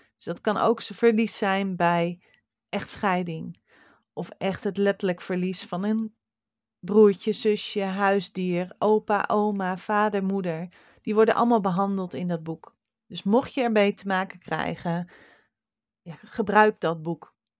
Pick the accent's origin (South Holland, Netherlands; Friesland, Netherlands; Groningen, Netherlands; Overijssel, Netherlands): Friesland, Netherlands; een beppe bij ons in Friesland